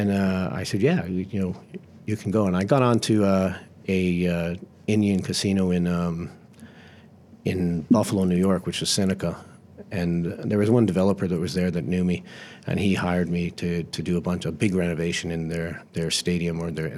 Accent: Bahamas; now in Florida, United States; I was headed back to Florida that's where I lived, essentially, while I was traveling around because I came from the Bahamas across there, and that's where all my friends were.

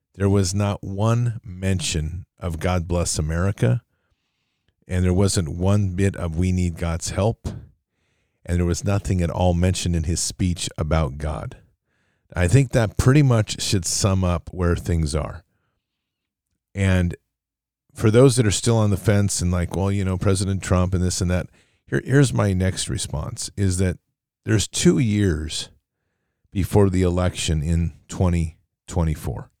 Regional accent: United States; as an American public

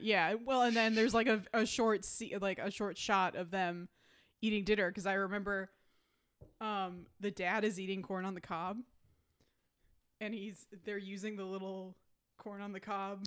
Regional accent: Minnesota, United States; growing up in Minnesota

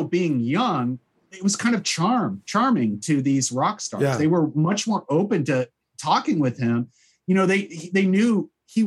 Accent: Southern California, United States; in Southern California, where this movie is set and where we grew up.

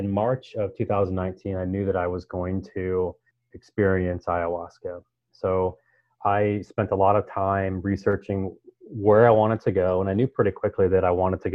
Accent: Iowa, United States; moved away; So I'm from Iowa originally. You know, I am a rural kid.

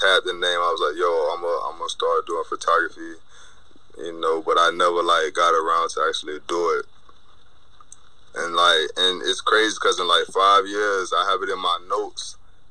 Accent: Ocala, Florida, United States; moved away as an adult; also born or lived in New York / Texas; now in Florida, United States; I'm originally from Ocala, Florida.

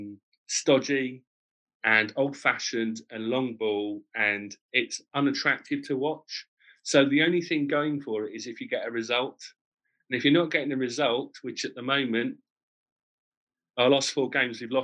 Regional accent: Canterbury, South East England, United Kingdom; Canterbury City, my hometown

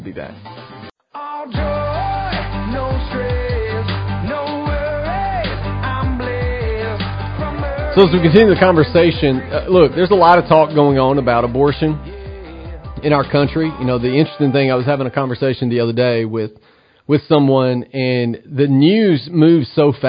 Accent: Tennessee, United States; What about Tennessee, my home state?

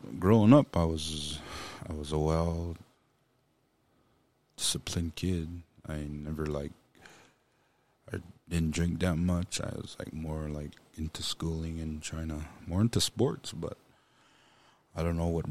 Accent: Pryor, Montana, United States; also born or lived in Billings, Montana / Hardin, Montana; I grew up in Pryor, Montana. That's where I was raised

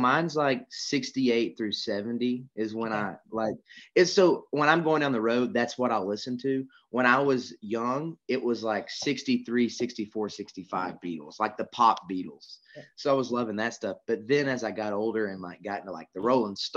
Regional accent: Georgia, United States; I'm from Georgia

